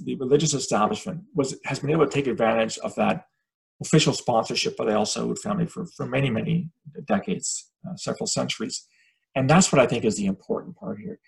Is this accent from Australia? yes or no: no; Canada; I'm Canadian